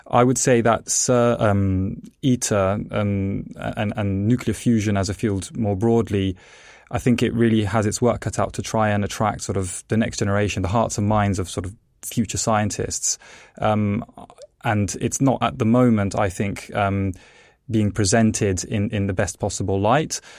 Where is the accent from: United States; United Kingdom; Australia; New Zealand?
United Kingdom; England; also born or lived in Italy; I was born in Italy. Um, the reason I, as a child, moved to England is because my parents were actually plasma physicists